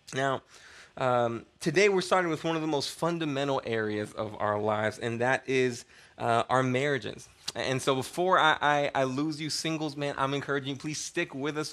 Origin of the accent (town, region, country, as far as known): United States